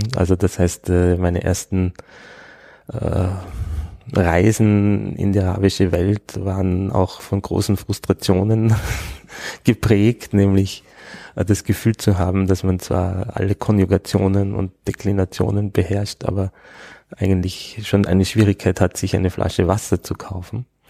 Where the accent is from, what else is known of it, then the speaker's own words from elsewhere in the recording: Innsbruck, Tyrol, Austria; also born or lived in Vorarlberg / Bregenz; now in Vienna, Austria; bin ich also eigentlich als ja nicht richtiger Tiroler in Innsbruck aufgewachsen